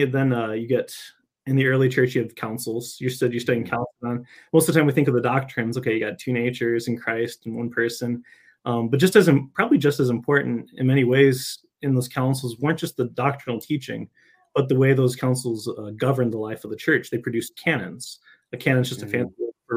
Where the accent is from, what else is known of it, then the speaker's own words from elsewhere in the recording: Michigan, United States; also born or lived in California / Rome; I'm from Michigan originally